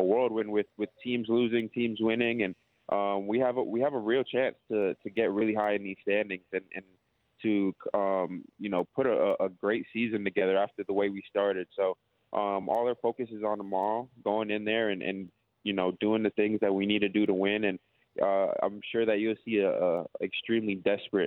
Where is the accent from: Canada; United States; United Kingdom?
Canada; Toronto, Ontario; moved away as an adult; now in Melbourne, Australia; I'm from Toronto, Canada